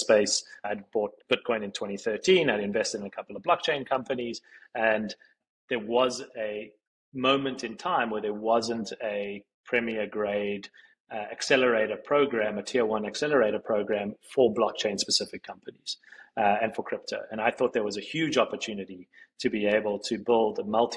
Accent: Johannesburg, Gauteng, South Africa; moved away as an adult; now in New York, United States; a kid growing up in Johannesburg, South Africa, who's into tech

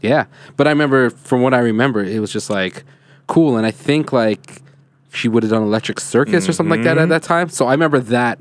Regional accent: Canada; That's the trip, being a Canadian, not living. I always tell people, like, I've lived outside of Toronto.

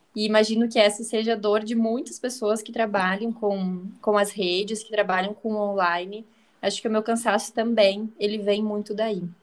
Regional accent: Santa Catarina, Brazil; Eu sou catarinense, moro no interior de Santa Catarina, muito próximo a Chapecó.

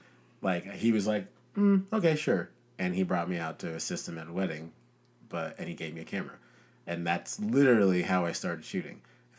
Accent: Nigeria; born there; I was born in Nigeria.

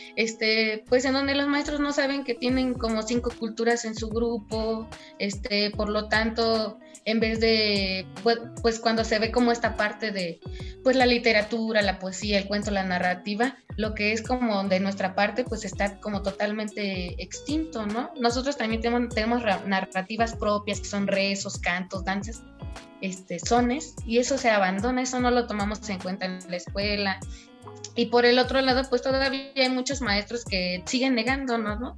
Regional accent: Huautla, Hidalgo, Mexico; moved away; yo soy de allá de Tohuaco primero, Gautla Hidalgo

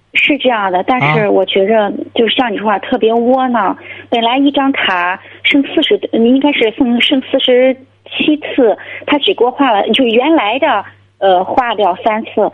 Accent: Jinan, Shandong, China; 我是那个咱济南的

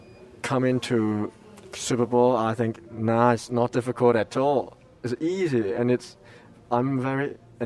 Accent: Hong Kong; I'm from Hong Kong.

